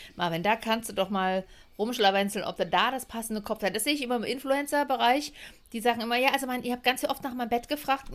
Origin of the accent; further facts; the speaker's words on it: Leipzig, Saxony, Germany; Und ich bin ja laut Pass Sächsin, also ich bin Leipzigerin